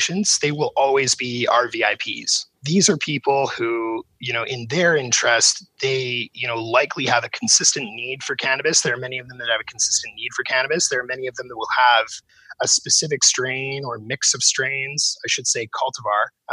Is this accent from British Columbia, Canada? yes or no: yes; Vancouver, British Columbia, Canada; my hometown of Vancouver